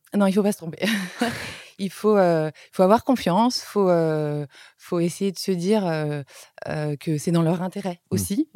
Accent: France; moved away as an adult; also born or lived in Beijing, China; en tant que Français

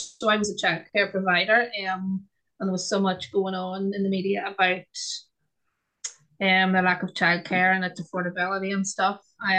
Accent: Northern Ireland, United Kingdom; I'm from Northern Ireland

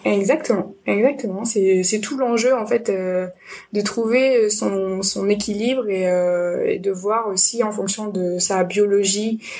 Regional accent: Nîmes, Occitania, France; now in Bordeaux, France; Je suis originaire de Nîmes et j'ai un peu voyagé de partout dans le monde et en France. Et finalement, je suis arrivée à Bordeaux

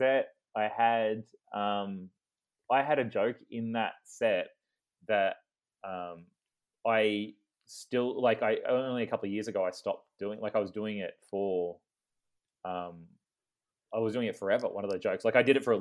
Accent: Ballarat, Victoria, Australia; also born or lived in Melbourne; we're two comedians from Ballarat

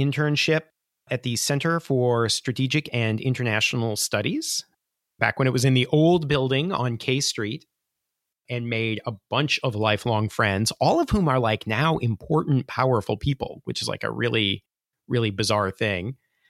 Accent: Pekin, Illinois, United States; moved away; I am from rural Illinois, a place called Pekin, which is a kind of corrupted version of Peking because the locals in rural Illinois 150 years ago thought they were on the opposite side of the world from China.

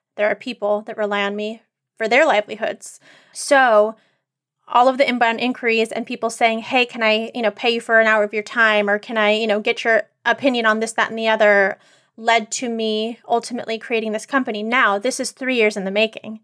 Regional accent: Northern California, United States; growing up in Northern California, pre-internet, you know, pre-social media

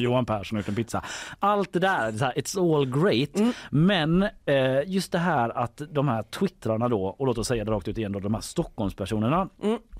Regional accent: Gothenburg, Västra Götaland, Sweden; i Haga där jag växte upp

